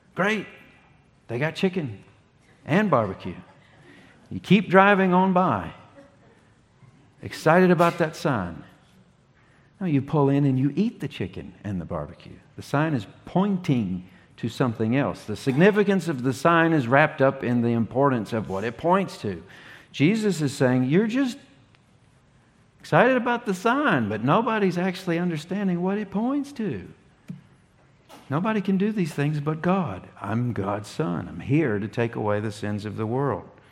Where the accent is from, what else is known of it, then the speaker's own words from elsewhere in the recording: Ringgold, Virginia, United States; moved away as an adult; now in North Carolina, United States; I was born here in North Carolina. I grew up in Virginia for 30 years